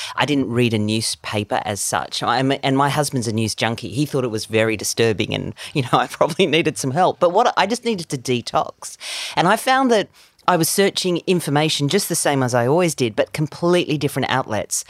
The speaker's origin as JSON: {"language": "English", "country": "South Africa", "tie": "born or raised there", "moved": "yes", "lives_now": "Australia", "said": "I was born in South Africa"}